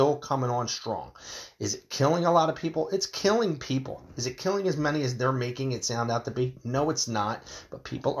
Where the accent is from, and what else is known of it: United States